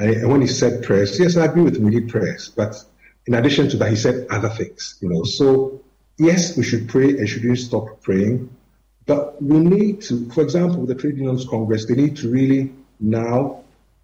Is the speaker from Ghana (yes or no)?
yes; Ghana; as Ghanaians